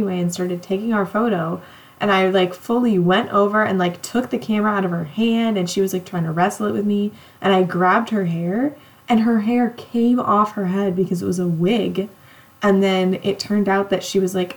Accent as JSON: {"language": "English", "region": "California", "country": "United States", "tie": "born or raised there", "said": "I grew up on like, it's not like the true coast of California, but like out pretty close to the beach."}